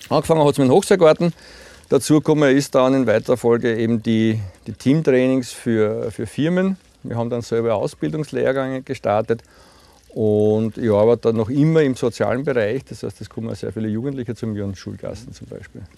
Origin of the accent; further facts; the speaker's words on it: Puchberg am Schneeberg, Lower Austria, Austria; ich bin Buchberger, ich bin, bin in Buchberg aufgewachsen